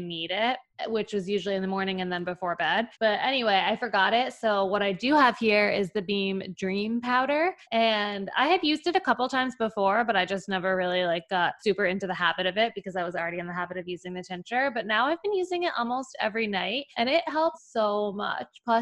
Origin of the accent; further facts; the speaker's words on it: New York, United States; moved away as an adult; now in Chicago, United States; I'm from New York living in Chicago